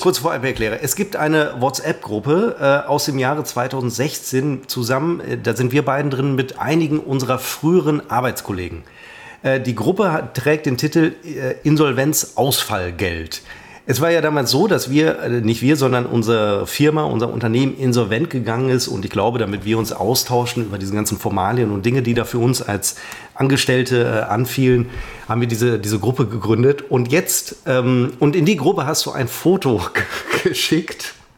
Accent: Münster, North Rhine-Westphalia, Germany; ich als Münsteraner

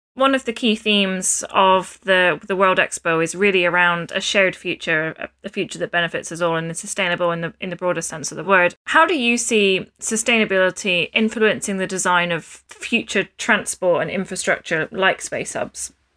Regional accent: Scotland, United Kingdom; As a Scot myself

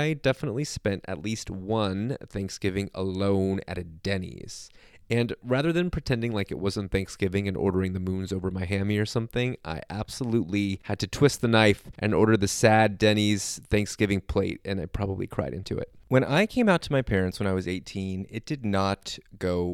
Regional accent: Southern California, United States; I grew up in Southern California. I've never experienced real seasons or lived in any other area of the country that has weather

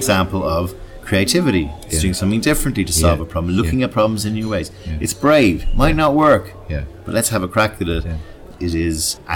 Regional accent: Ireland; moved away

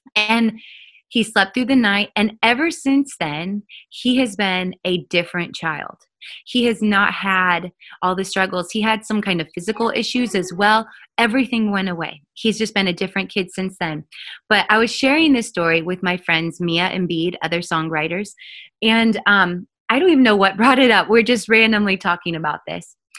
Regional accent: Oregon, United States; I grew up in Oregon

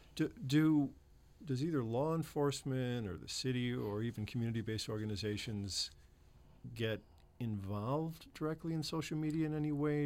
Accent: Chicago, Illinois, United States; moved away; I'm from Chicago

